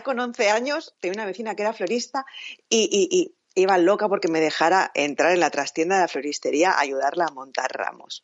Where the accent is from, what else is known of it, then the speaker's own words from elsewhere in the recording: Catalonia, Spain; soy eh, catalana